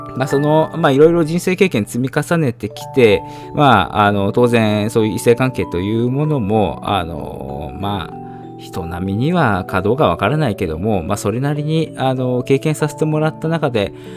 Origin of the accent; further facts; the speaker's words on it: Shizuoka, Japan; moved away as an adult; also born or lived in Tokyo; 18で、えー、静岡を出て上京して、えー、大学に入って